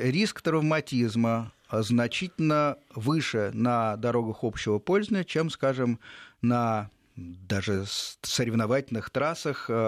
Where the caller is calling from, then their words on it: Moscow, Russia; Здравствуйте, эм, я из Москвы.